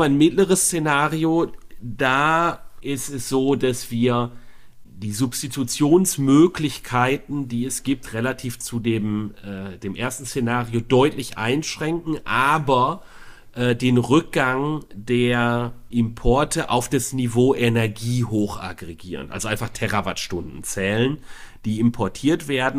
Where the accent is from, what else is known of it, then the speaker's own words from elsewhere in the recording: Bonn, North Rhine-Westphalia, Germany; als Bonner